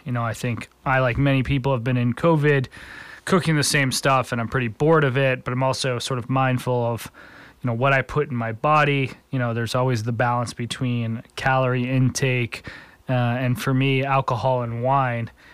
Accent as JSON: {"language": "English", "area": "East Coast", "region": "New Jersey", "country": "United States", "tie": "born or raised there", "moved": "yes", "lives_now": "Chicago, United States", "said": "Growing up on the East Coast, I had the opportunity to use New Jersey Transit"}